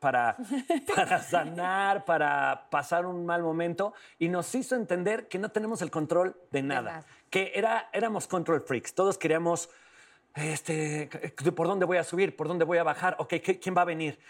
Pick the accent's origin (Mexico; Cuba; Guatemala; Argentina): Mexico; León, Guanajuato; yo soy de León, Guanajuato